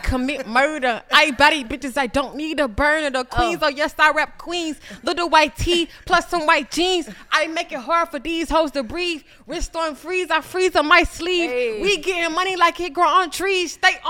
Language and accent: English; Millersville, United States; I'm from Millersville.